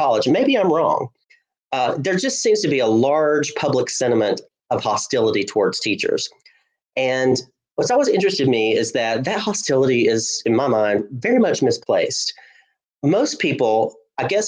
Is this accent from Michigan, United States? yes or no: no; Hulaco, Alabama, United States; I loved growing up in Hulaco up in North Alabama